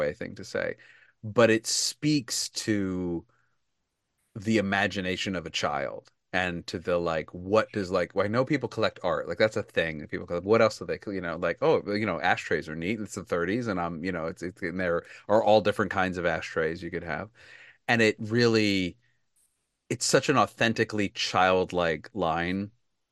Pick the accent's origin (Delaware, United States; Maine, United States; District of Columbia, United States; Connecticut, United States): Delaware, United States; in my home state, and a place that I have a great connection